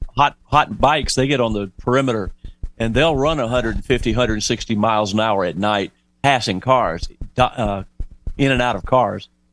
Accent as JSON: {"language": "English", "area": "Lake Murray", "region": "South Carolina", "country": "United States", "tie": "born or raised there", "said": "I grew up on Lake Murray in South Carolina"}